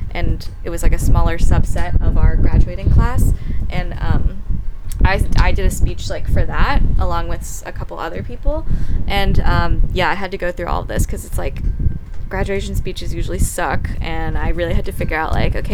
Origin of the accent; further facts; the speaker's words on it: Taiwan; so I'm from Taiwan, which is just a tiny little island off of uh, the coast of China